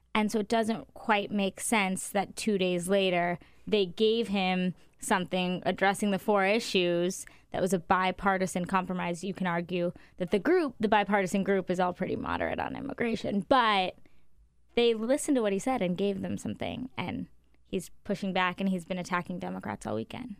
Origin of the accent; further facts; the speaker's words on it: Arizona, United States; moved away; I'm from Arizona